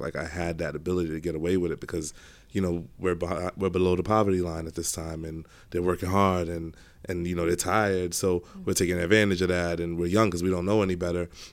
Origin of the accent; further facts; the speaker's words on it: New York City, New York, United States; so I grew up in Brooklyn, started in Brownsville, then we moved to Canarsie.